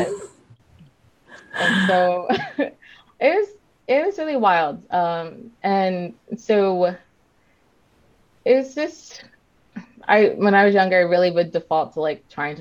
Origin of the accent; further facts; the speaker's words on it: Las Vegas, Nevada, United States; in Vegas, we have a large like Latinx population